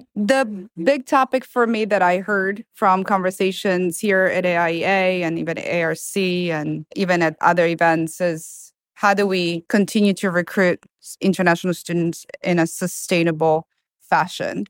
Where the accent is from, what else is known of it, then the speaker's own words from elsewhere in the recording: Milan, Lombardy, Italy; English is a second language; moved away as an adult; now in Florida, United States; Italy. I was born and raised in Milan.